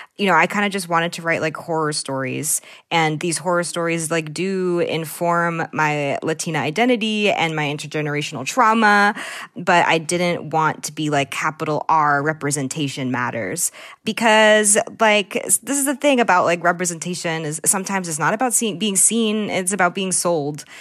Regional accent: Newton, Massachusetts, United States; I grew up in the Lake of Newton, which is often called, like, the armpit of Newton.

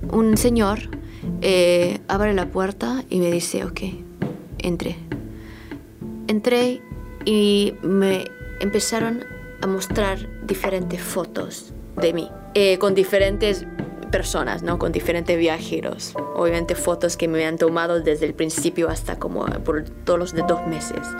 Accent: South Korea; Spanish is a second language; now in Argentina; soy coreana, que, vivo en Argentina ahora por por mi trabajo, pero como hablo chino

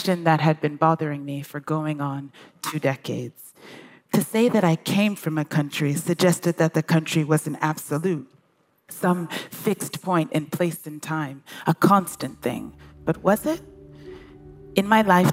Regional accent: Brookline, Massachusetts, United States; born or raised there; also born or lived in England / New York City / Accra, Ghana

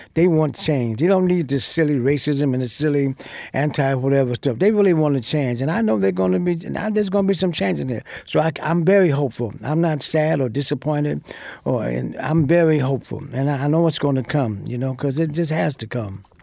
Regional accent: United States; I'm an American. I was born here. This is my country

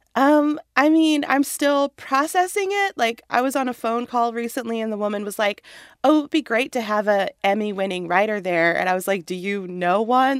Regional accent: Walnut, California, United States; moved away as an adult; also born or lived in Chicago area (Midwest); I grew up in Walnut

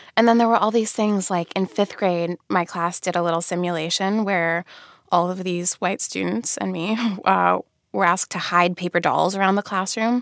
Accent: Radnor, Pennsylvania, United States; I grew up in Radnor, Pennsylvania, which is a suburb about ten miles outside the city

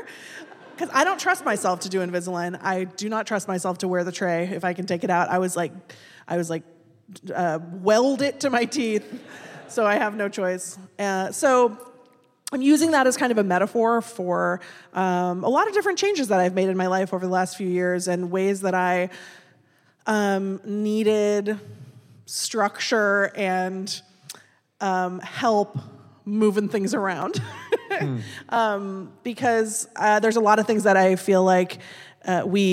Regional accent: Seattle, Washington, United States; I'm from Seattle. I grew up here. My parents grew up here

